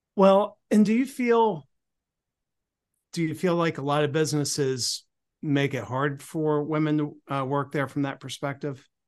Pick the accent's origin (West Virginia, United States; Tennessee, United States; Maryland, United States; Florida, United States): Maryland, United States; Cambridge; moved away; my hometown of Cambridge, Maryland